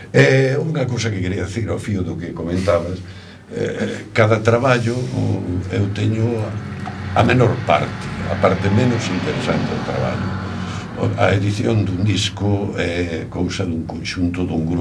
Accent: Allariz, Galicia, Spain; son de Allariz, e a casa familiar fai unha canella co, precisamente co convento da Allariz.

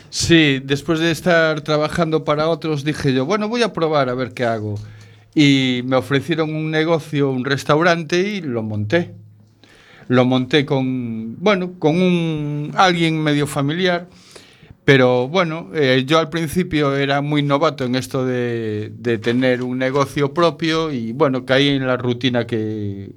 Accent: Galicia, Spain; also born or lived in Barcelona; yo nací en Barcelona, pero a los poquitos meses ya me trajeron para Galicia

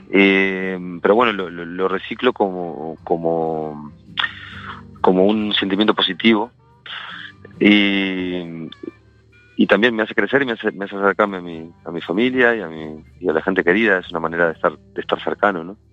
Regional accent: Montevideo, Uruguay; moved away as an adult; now in Spain; Yo soy de Uruguay por eso, yo creo. Por, por haber eh, vivido mi juventud y mis primeros besos y, mis, primeras relaciones fuertes de amistad en eh, Montevideo

